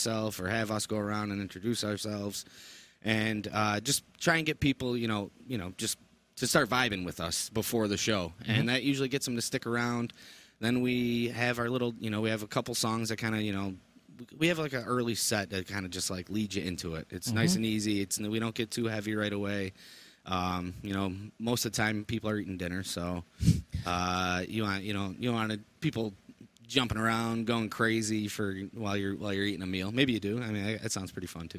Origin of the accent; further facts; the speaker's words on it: Utica, United States; I grew up in the Utica School District playing upright bass.